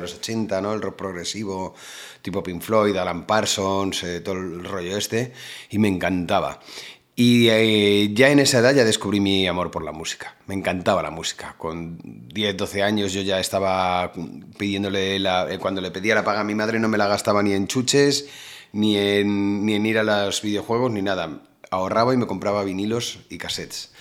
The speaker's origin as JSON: {"language": "Spanish", "town": "Móstoles", "region": "Community of Madrid", "country": "Spain", "tie": "born or raised there", "also_born_or_lived": "Alicante", "moved": "as an adult", "lives_now": "Málaga, Spain", "said": "Yo toda la vida he estado en Madrid"}